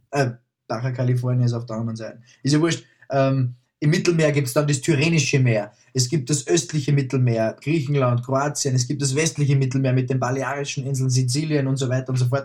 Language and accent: German; Upper Austria, Austria; als Oberösterreicher oder als Österreicher